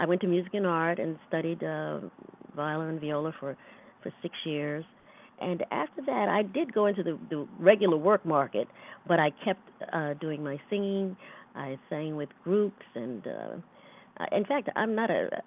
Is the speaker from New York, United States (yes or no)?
yes; New York City, New York, United States; also born or lived in Miami, Florida; I was one of the ones who migrated to New York as a young lady. So I grew up in Harlem.